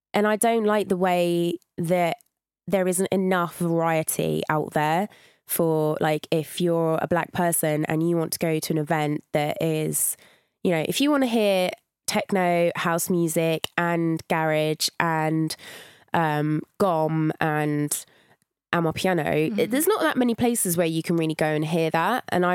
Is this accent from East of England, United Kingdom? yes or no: yes; St Albans, East of England, United Kingdom; Yeah, that's in Hertfordshire.